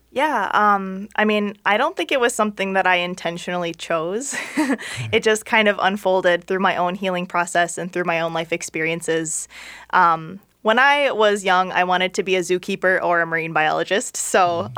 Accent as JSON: {"language": "English", "town": "St. Paul", "region": "Minnesota", "country": "United States", "tie": "born or raised there", "said": "I'm from Minnesota, um, okay. um, born in St. Paul"}